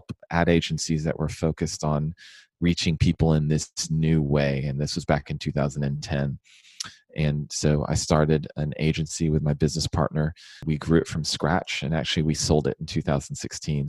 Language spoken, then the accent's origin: English; Houston, Texas, United States; moved away; also born or lived in Washington, D.C.; I was born and raised in Houston